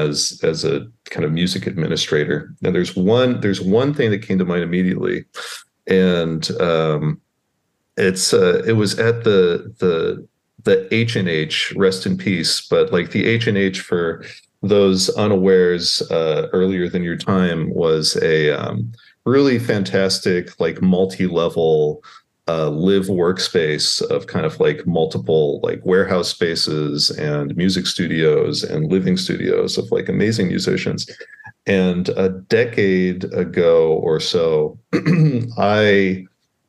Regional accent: Waco, Texas, United States; now in Baltimore, United States; I grew up in Waco, Texas, which has no history or anything interesting to happen in that small town of Waco.

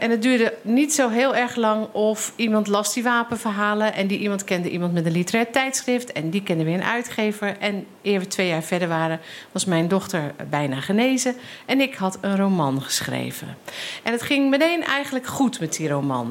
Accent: Rotterdam, South Holland, Netherlands; ik uit Rotterdam kom

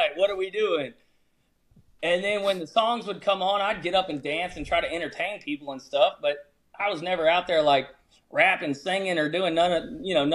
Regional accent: Louisiana, United States; growing up in Louisiana, we'd be sitting by, you know, on these oil pads back in high school

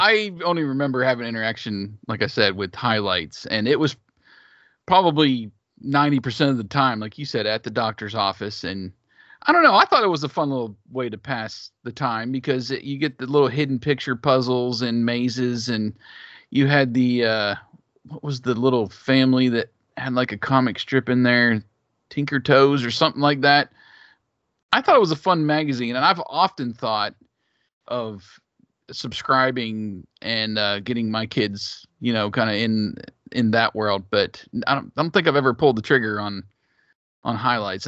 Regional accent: Big Ten country, Midwest, United States; I grew up in Big Ten country

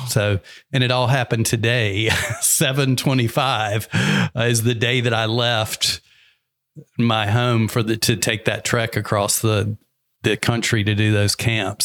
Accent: the South, United States; moved away; I'm from the South

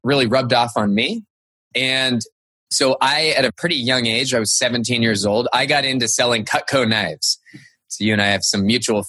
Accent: Cupertino, California, United States; I grew up in Cupertino, California

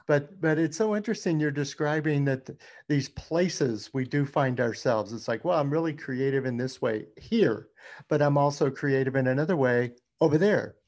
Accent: Louisiana, United States; moved away; also born or lived in Baton Rouge; that is my home state, Louisiana

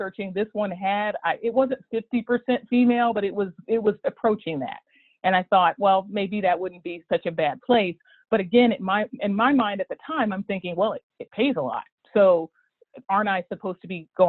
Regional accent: Dayton, Ohio, United States; I grew up in Dayton, Ohio, in sort of a kind of General Motors town

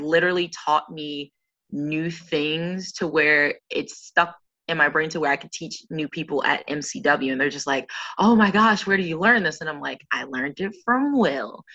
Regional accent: Baltimore, Maryland, United States; I was born and raised in Baltimore, Maryland

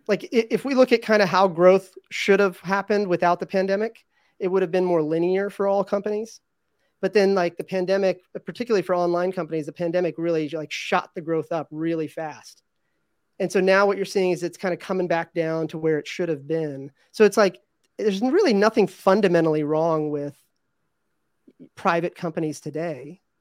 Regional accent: Virginia, United States; I grew up in Virginia

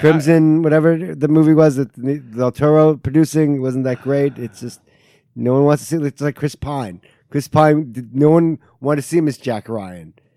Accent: Taiwan; moved away; I am from Taiwan

